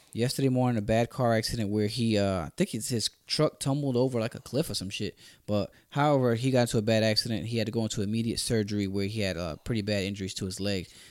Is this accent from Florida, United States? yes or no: yes; Orlando, Florida, United States; We're both from Orlando